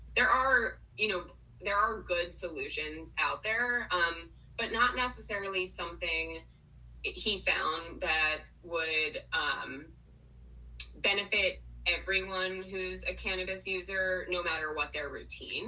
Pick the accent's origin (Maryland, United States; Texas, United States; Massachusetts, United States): Maryland, United States; Potomac; moved away as an adult; also born or lived in Washington, D.C. / New York City; grew up in Potomac, Maryland, um, which is relevant because I literally just moved back here